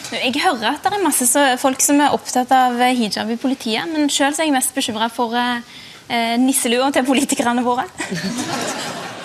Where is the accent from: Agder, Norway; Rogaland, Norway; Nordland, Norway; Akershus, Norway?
Rogaland, Norway; Bjørheimsbygd; Jeg ble født i Bjørhinsbygd. Det er et uh, bitte lite sted med bare noen hundre innbyggere.